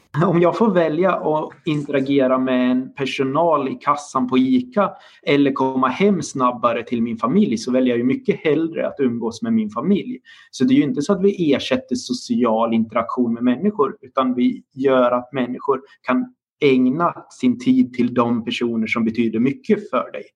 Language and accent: Swedish; Dalarna County, Sweden; now in Linköping, Sweden; Jag är också uppvuxen på landsbygden i Dalarna